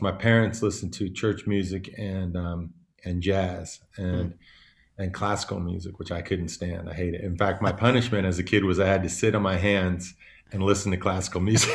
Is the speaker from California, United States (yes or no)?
yes; Davis, California, United States; also born or lived in Oakland / Bali; I was born in Oakland, but I grew up in this little town called Davis